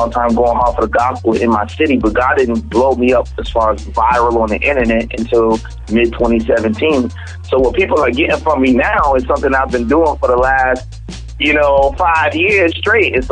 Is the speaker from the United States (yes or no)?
yes; Charleston, South Carolina, United States; I'm from Charleston, South Carolina.